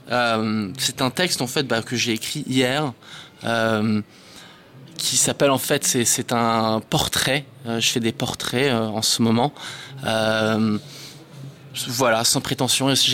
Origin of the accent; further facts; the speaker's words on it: France; also born or lived in Israel; suis français d'origine israélienne. J'ai grandi en Israël et en France. Et euh, j'ai pas mal bougé dans ma vie, donc euh, je ne sais pas exactement d'où je viens